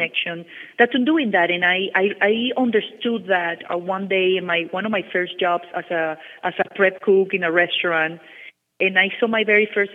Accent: Caracas, Capital District, Venezuela; now in Miami, United States; I grew up in Venezuela, in Caracas, Venezuela

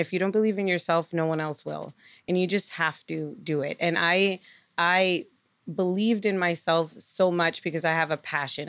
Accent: Lawrence, Massachusetts, United States; now in Nashua, United States; growing up in Lawrence

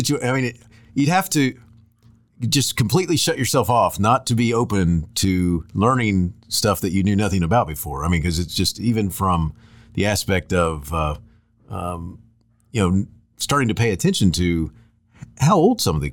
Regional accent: Florida, United States; I grew up in Florida, and I went to high schools that didn't even have them

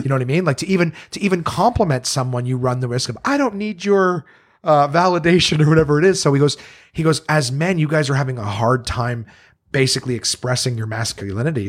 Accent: Canada; growing up in Canada

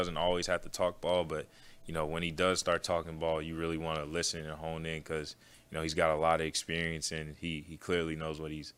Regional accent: Pennsylvania, United States; moved away; I grew up in Pennsylvania

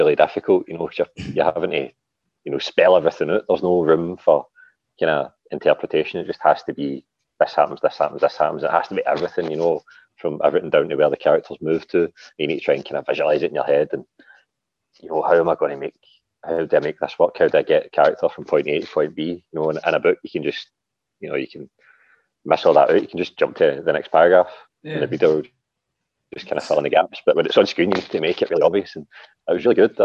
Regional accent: Glasgow, Scotland, United Kingdom; I'm a author from Glasgow

